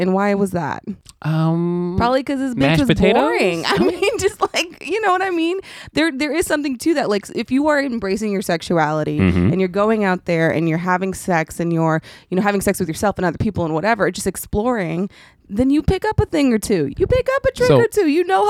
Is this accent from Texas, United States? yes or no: yes; Dallas, Texas, United States; I grew up in Dallas, Texas in this hood called Oak Cliff.